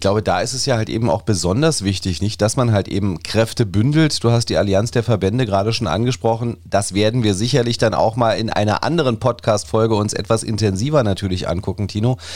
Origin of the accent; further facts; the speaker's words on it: Berlin, Germany; wir erkennen natürlich an als Berliner